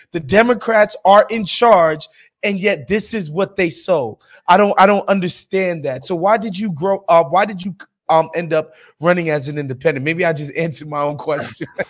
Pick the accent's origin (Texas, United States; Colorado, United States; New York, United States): New York, United States; New York City; moved away as an adult; now in Los Angeles, United States; I'm from New York City, right? Like I moved here 4 years ago